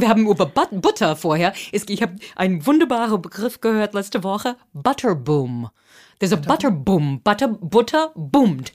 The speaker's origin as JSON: {"language": "German", "town": "Boston", "region": "Massachusetts", "country": "United States", "also_born_or_lived": "Cape Cod", "second_language": "German", "moved": "as an adult", "lives_now": "Berlin, Germany", "said": "ich komme aus Boston"}